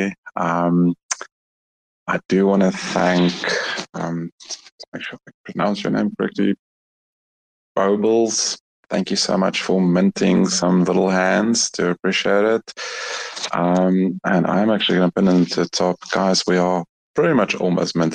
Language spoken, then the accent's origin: English; South Africa; also born or lived in East Rand; I'm South African, born and bred